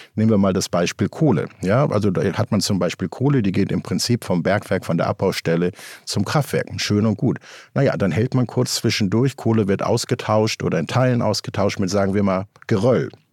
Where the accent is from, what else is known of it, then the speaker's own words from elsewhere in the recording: Germany; also born or lived in Cape Town, South Africa; Hier bei uns in Deutschland